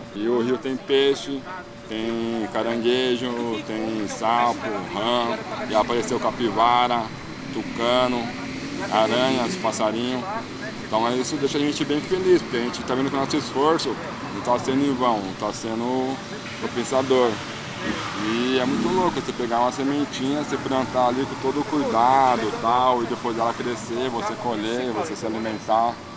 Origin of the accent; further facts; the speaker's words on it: São Paulo, Brazil; residente, nascido e criado em Goianápolis, extremo da Zona Leste